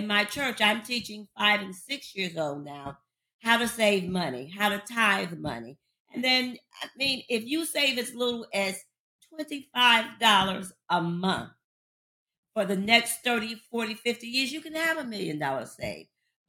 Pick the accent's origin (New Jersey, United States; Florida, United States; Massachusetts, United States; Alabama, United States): New Jersey, United States; Paterson; coming from a small town in Paterson, New Jersey, and P-Town, of course, is for Paterson, New Jersey. I come from the Christopher Columbus Projects, where drug abuse and violence was the norm.